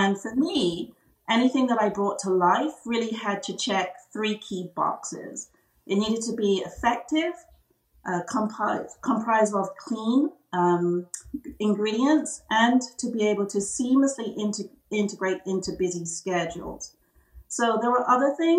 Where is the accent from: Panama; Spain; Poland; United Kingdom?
United Kingdom; England; moved away as an adult; now in United States; I was born and bred in England